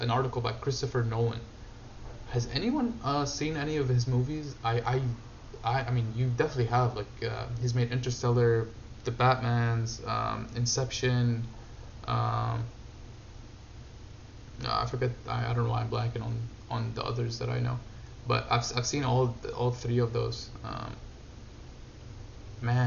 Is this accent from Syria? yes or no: yes; Syria; moved away; I grew up in Syria